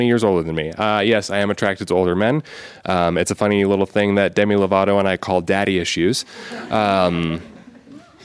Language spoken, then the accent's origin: English; Arizona, United States; I'm from Arizona.